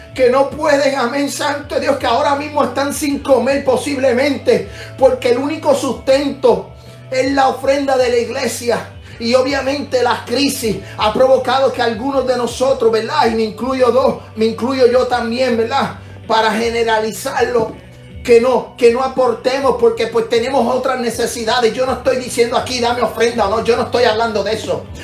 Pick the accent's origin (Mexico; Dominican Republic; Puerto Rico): Puerto Rico; mi país, Puerto Rico